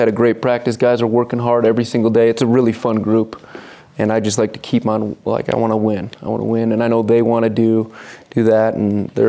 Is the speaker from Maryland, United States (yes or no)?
no; Milwaukee, Wisconsin, United States; born or raised there; also born or lived in Appleton, Wisconsin; now in Utah, United States